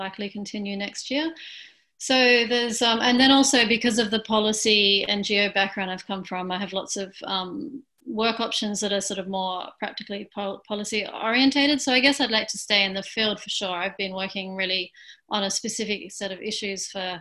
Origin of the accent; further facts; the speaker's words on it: Australia; also born or lived in United Kingdom / Brussels, Belgium; now in Melbourne, Australia; I'm from Australia